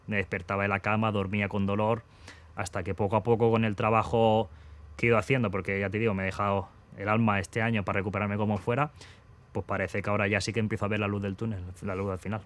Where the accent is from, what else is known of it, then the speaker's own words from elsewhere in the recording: Castelldefels, Catalonia, Spain; moved away as an adult; now in Seville, Spain; me empezó en el fútbol en Castelldefels, en mi pueblo